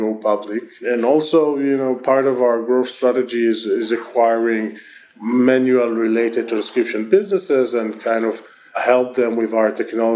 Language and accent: English; Israel; accent: Israeli; my terrible Israeli accent